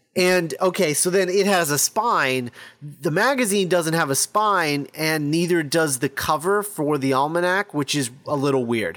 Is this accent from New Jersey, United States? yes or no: no; Texas, United States; I was born in Texas, too, and I'm not quite that Texan.